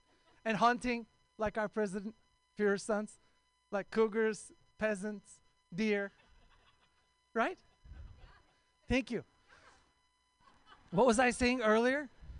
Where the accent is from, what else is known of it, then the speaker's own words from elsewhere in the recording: Oakland, California, United States; I'm also from Oakland